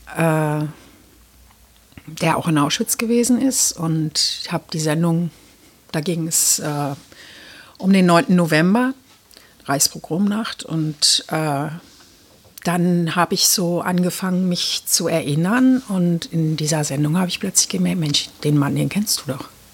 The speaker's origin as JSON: {"language": "German", "region": "East Germany", "country": "Germany", "tie": "born or raised there", "said": "ich bin ja in der DDR geboren"}